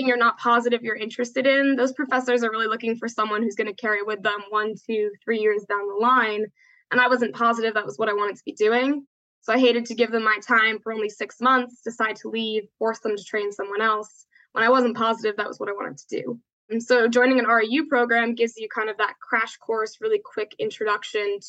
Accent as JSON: {"language": "English", "region": "New York", "country": "United States", "moved": "as an adult", "lives_now": "Atlanta, United States", "said": "I'm from New York originally, moved to Georgia to come to school."}